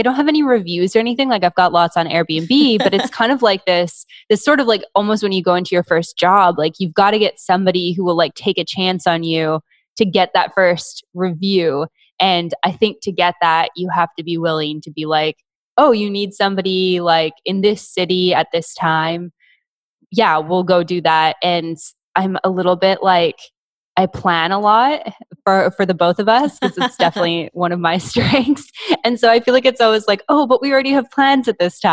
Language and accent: English; Canada; being Canadian, we're not like covered in the US